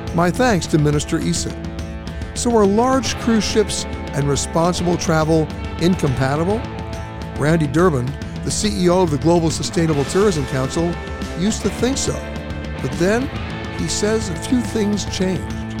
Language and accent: English; New York, United States; I'm from New York